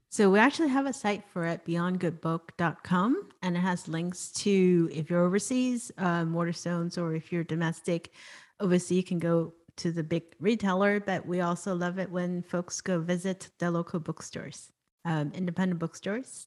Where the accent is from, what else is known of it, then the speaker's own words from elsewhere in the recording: Hong Kong; I was born and raised in Hong Kong